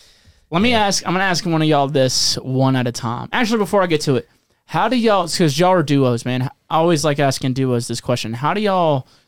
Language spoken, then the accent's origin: English; Mississippi, United States; I grew up in Mississippi, dude.